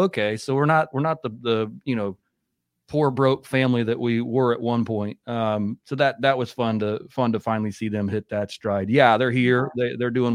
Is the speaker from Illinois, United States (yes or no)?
no; Indiana, United States; we grew up in Indiana